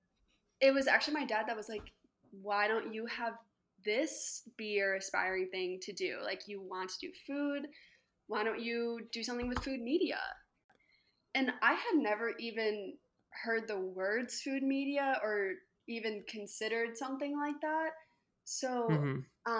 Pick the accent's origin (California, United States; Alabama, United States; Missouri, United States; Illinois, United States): Illinois, United States; Chicago; now in Lancaster, United States; I'm originally from Chicago, but now I live in Lancaster, Pennsylvania